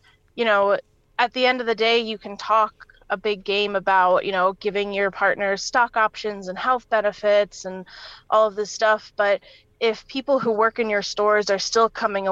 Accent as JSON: {"language": "English", "region": "New York", "country": "United States", "tie": "born or raised there", "said": "I'm from New York State. So we learned a little bit about unions when I was like in my state history classes"}